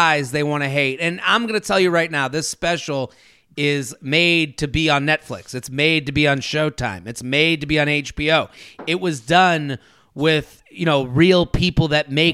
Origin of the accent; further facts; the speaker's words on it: New England, United States; As a New England native, yeah. I know the snow cycle